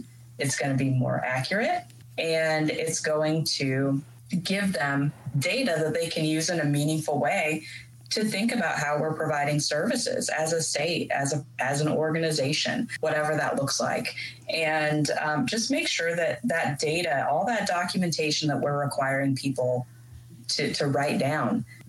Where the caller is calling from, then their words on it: Kansas City, Missouri, United States; I'm actually calling in from Kansas City, Missouri. Which is where I'm located.